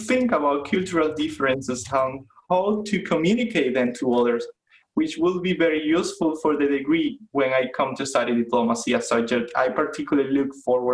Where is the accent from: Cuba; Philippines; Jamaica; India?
Cuba; Las Tunas; English is a second language; moved away as an adult; also born or lived in Havana, Cuba; now in Rhode Island, United States; I lived for 20 years in my hometown called Las Tunas. It's in the east of the country, around 500 miles from Havana. I grew there with my family.